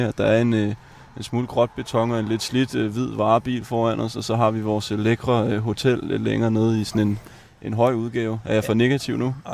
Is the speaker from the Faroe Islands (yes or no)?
no; France; Altså som, som, som rigtig franskmand, så har jeg jo blevet nødt, bliver jeg nødt til at sige, at det smager simpelthen bare godt.